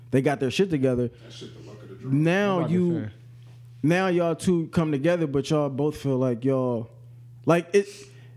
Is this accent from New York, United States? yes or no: no; St. Louis, Missouri, United States; I'm from St. Louis.